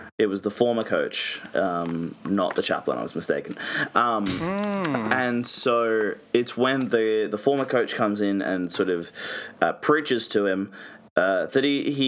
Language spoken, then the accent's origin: English; Georgia, United States; accent: Georgian; I appreciate the respect to my Georgian accent.